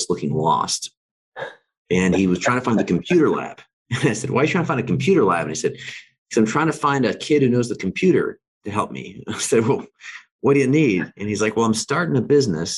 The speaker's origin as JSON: {"language": "English", "region": "Alaska", "country": "United States", "tie": "born or raised there", "said": "I grew up in Alaska."}